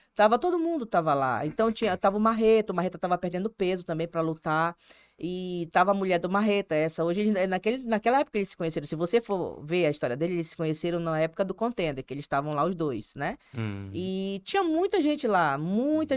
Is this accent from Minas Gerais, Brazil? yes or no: no; Manaus, Amazonas, Brazil; Eu sou amazonense mesmo, de pai, de mãe. Sou... É, todo mundo é manauara.